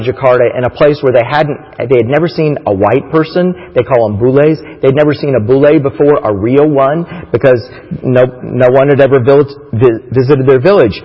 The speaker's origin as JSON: {"language": "English", "town": "Titusville", "region": "Florida", "country": "United States", "tie": "born or raised there", "moved": "yes", "said": "we grew up in Titusville, Florida, near Disney World"}